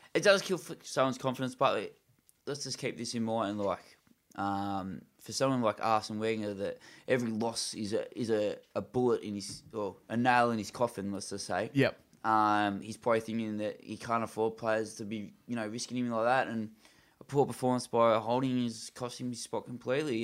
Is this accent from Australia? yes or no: yes; Australia; I'm an Australian